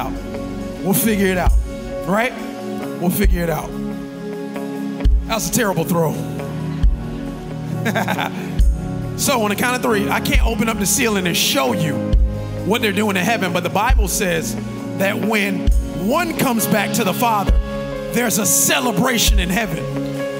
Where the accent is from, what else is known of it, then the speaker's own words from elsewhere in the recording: Carroll City, United States; I'm from Carroll City.